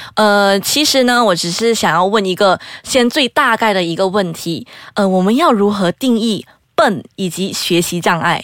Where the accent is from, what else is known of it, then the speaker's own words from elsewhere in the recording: Perlis, Malaysia; 我是身在玻璃市的